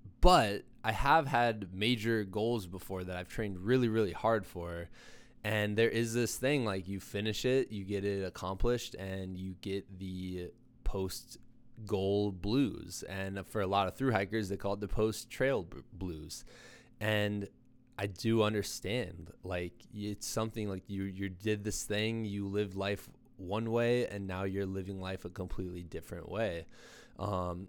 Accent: United States; as an American

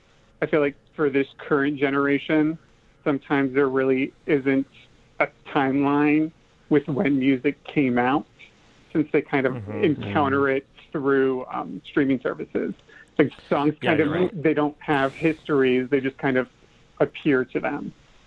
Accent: Midwest, United States; Me, myself, growing up in the Midwest, definitely came from a strong religious background

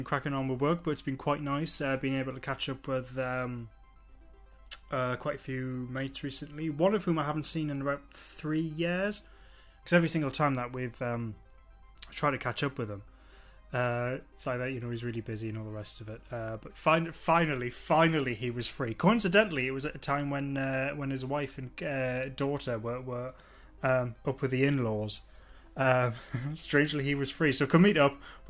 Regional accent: England, United Kingdom; being English

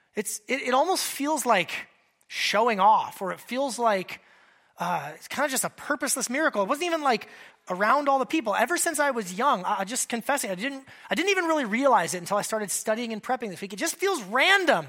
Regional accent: Alaska, United States; a kid growing up in Alaska, I spent a decent amount of time in, in that size of a fishing boat

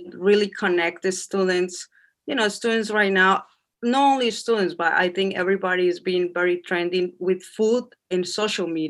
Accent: Colombia; English is a second language; moved away as an adult; now in New York City, United States; I'm from Colombia.

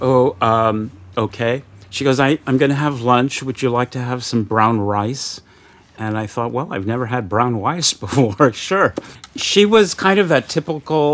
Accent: Los Angeles, California, United States; I grew up in Los Angeles.

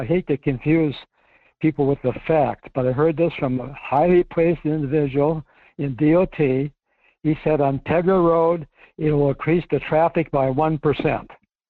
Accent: Fairbanks, Alaska, United States; I'm from Fairbanks. We've been here for 50 years.

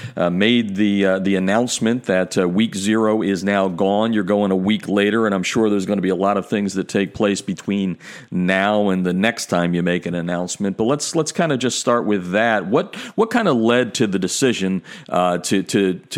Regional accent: Delaware River in eastern Pennsylvania, United States; moved away; I grew up on the Delaware River in eastern Pennsylvania

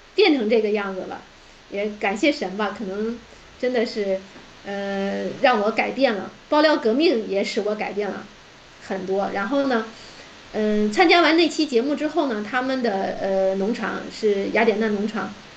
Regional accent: China; moved away as an adult; also born or lived in Japan / Guangxi; now in Turkey; 我们中国的留学生，就是家里还，呃，条件不是很富裕

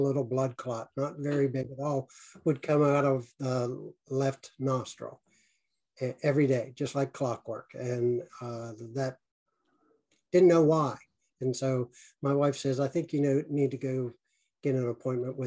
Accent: north of Pittsburgh, Pennsylvania, United States; North of Pittsburgh, about 45 minutes

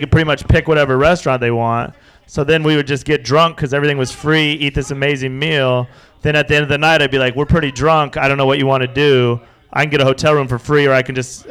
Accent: Wyoming, United States; moved away as an adult; also born or lived in Las Vegas; I was 22 from Wyoming

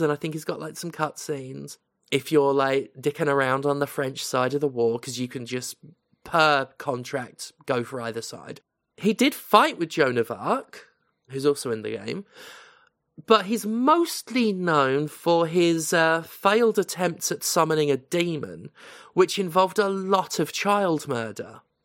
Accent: United Kingdom; as a British person who knows British history

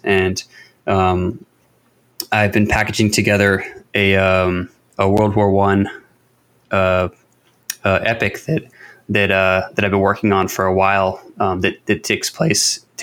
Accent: United States; as an American

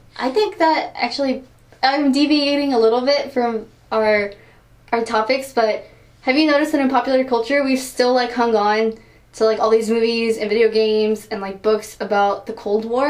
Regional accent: Houston, Texas, United States; I'm from Houston, so like NASA is in Houston, so everyone knew about it.

